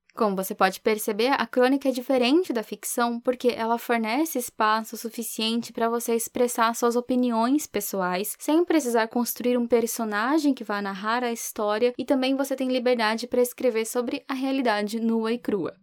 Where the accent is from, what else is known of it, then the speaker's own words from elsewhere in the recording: São Paulo, Brazil; moved away; legítima paulistana